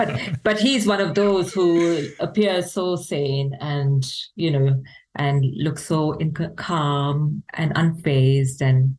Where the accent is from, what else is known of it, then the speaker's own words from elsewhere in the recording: Bengaluru, Karnataka, India; moved away as an adult; now in Ireland; growing up where I grew up in India